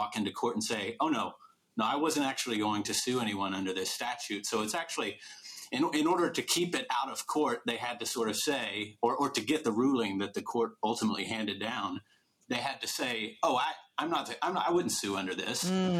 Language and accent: English; East Texas, United States; I'm from East Texas.